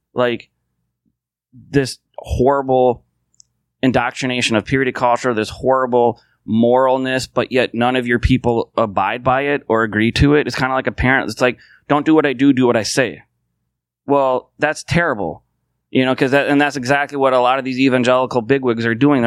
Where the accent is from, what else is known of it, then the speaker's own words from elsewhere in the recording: United States; I can only speak as an American